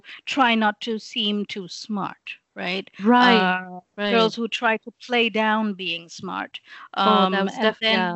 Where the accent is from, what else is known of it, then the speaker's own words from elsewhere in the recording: Lahore, Punjab, Pakistan; first language English; also born or lived in England; So I grew up in Pakistan. I was born in England